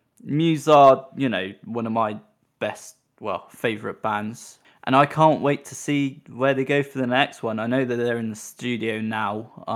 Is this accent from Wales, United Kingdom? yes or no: no; Devon, South West England, United Kingdom; moved away; I grew up in Devon myself